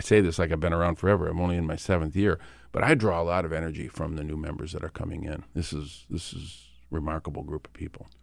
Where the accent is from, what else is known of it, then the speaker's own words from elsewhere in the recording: Flint, Michigan, United States; my hometown of Flint.